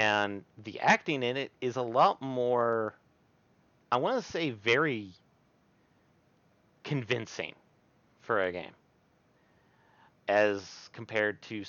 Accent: Welsh, Wales, United Kingdom; I am Welsh

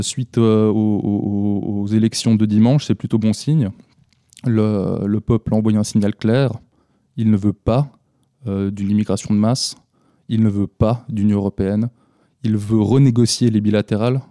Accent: Switzerland; ici chez nous en Suisse

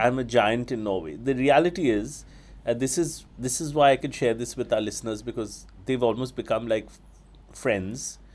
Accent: Kolkata, West Bengal, India; when I was growing up in Calcutta in nineteen eighty-nine

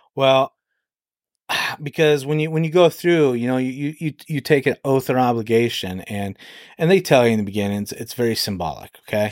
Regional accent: Alaska, United States; moved away as an adult; now in Edon, Ohio, United States; I grew up in Alaska.

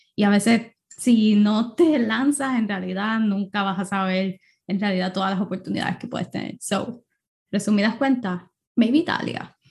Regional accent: Puerto Rico; moved away; Puerto Rico, obviamente, que es mi país natal

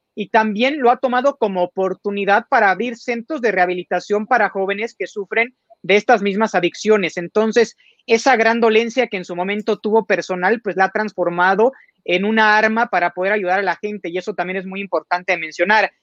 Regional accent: Mexico; nosotros como mexicanos

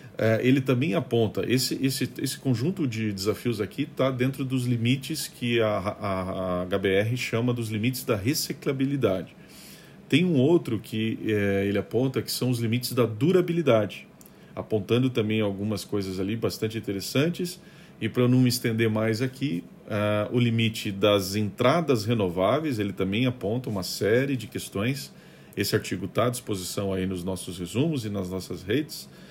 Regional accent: Curitiba, Paraná, Brazil; eu sou de Curitiba, a gente historicamente tem um, um, um, um trato né, com as questões de reciclagem

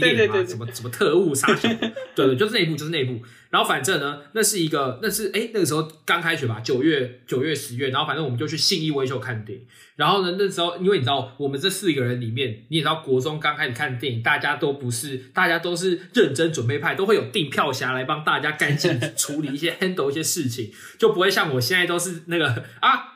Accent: Taiwan; 我们台湾人都很客气

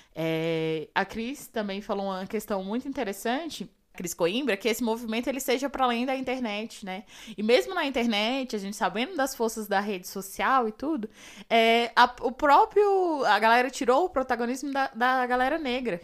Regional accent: Ceilândia, Federal District, Brazil; Lá na Ceilândia, na minha quebrada

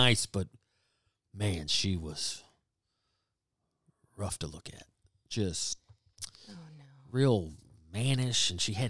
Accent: Woodstock, Georgia, United States; also born or lived in Waleska, Georgia; in Georgia, seventh and eighth grade. So that's when I moved from Woodstock to Waleska and went to a middle school.

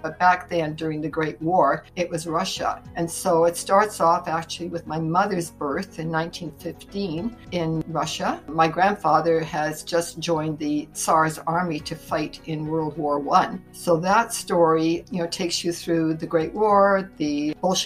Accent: Winnipeg, Manitoba, Canada; now in Campbell River, Canada; I was born in Winnipeg, Manitoba, which is sort of the heart of Canada in the middle of the prairies

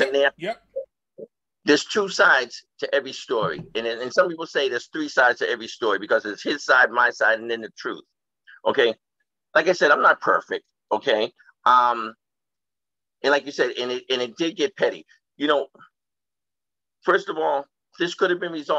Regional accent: Boston, Massachusetts, United States; now in Brockton, United States; Brockton, and I grew up in Boston.

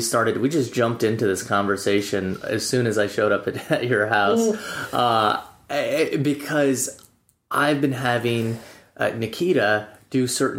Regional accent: Wyoming, United States; Growing up in Wyoming, it was easy. 307.

